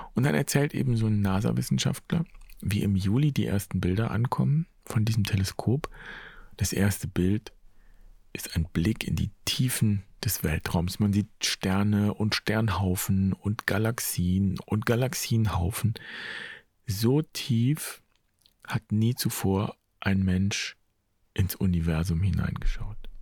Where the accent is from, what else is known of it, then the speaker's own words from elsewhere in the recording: Germany; hier bei uns in Deutschland